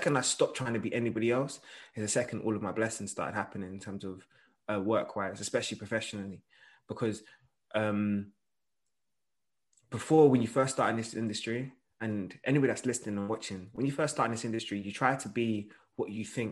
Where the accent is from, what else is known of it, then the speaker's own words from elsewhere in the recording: London, United Kingdom; I'm a boy from London